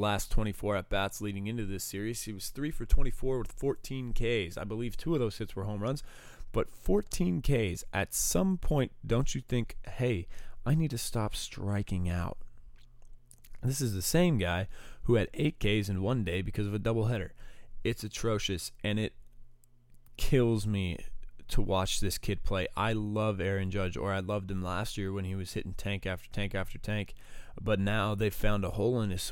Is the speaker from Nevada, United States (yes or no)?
yes; Las Vegas, Nevada, United States; moved away; I actually just moved from Vegas